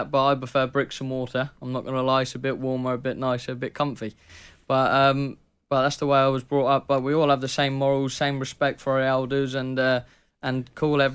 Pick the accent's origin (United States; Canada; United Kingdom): United Kingdom; Southampton, South East England; accent: burr; also born or lived in Poole; I come from Southampton originally. That's where I was raised as a kid